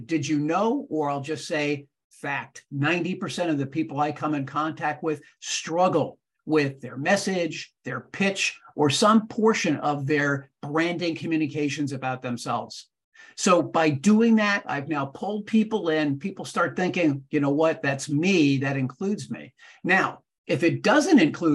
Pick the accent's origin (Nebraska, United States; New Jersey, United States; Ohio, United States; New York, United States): New Jersey, United States; Fair Lawn; I grew up in Fairlawn, New Jersey